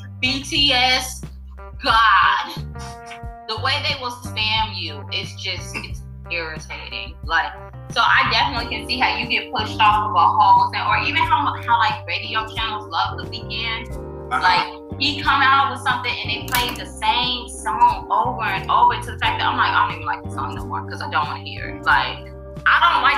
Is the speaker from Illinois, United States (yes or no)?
yes; Chicago, Illinois, United States; I'm from Chicago.